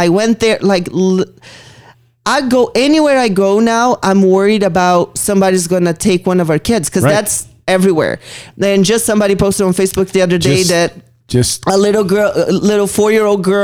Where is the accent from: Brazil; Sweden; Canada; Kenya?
Brazil; moved away as an adult; now in Las Vegas, United States; I grew up in Brazil. Like I was going to clubs when I was 13 years old. Mm-hmm. By the time I moved here and I was 20